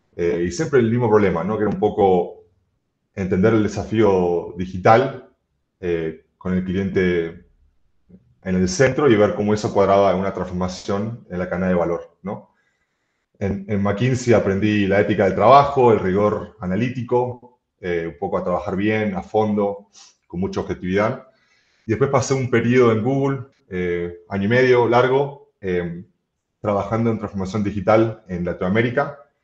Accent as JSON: {"language": "Spanish", "country": "Argentina", "moved": "as an adult", "lives_now": "Mexico", "said": "yo soy argentino, vivo en México hace muchos años"}